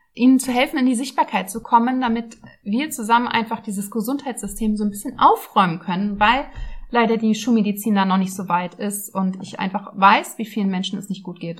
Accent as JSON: {"language": "German", "region": "Berlin", "country": "Germany", "tie": "born or raised there", "said": "Also ich bin Ur-Berlinerin, sehr selten, aber ja, ich bin in Berlin geboren und aufgewachsen, habe auch nie wirklich woanders gelebt"}